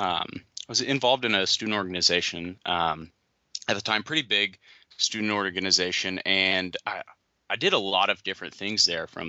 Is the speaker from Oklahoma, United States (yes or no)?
yes; Oklahoma, United States; moved away as an adult; now in South Carolina, United States; I'm from Oklahoma